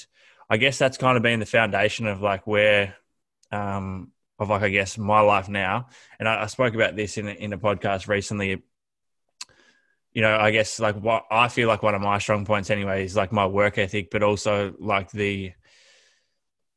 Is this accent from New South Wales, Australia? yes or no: no; Horsham, Victoria, Australia; now in Melbourne, Australia; I grew up in Horsham, Victoria, was always into my sport